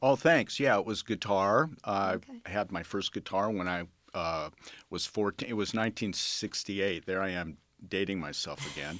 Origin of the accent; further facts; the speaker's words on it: Los Angeles, California, United States; also born or lived in Santa Monica; I grew up in the San Fernando Valley mostly, uh, graduated from high school there